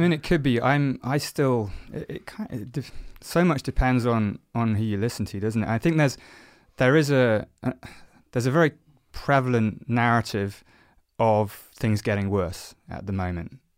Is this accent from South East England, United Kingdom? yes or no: yes; South Oxfordshire, South East England, United Kingdom; I grew up in South Oxfordshire, so not too far from where we are, where we are now, actually